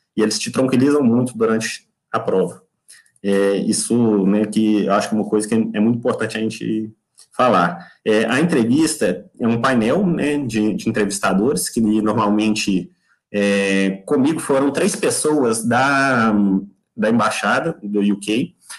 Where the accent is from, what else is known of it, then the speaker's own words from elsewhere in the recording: Belo Horizonte, Minas Gerais, Brazil; moved away as an adult; now in United Kingdom; eu sou mineiro de BH